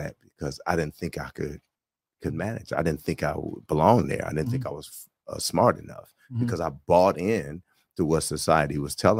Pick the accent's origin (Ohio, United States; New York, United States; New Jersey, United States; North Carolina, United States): Ohio, United States; Cleveland; Man, I am born and raised in C-Town. I am from Cleveland.